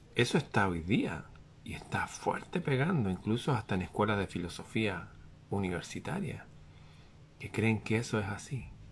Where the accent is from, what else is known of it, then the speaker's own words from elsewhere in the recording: Chile; aquí en mi país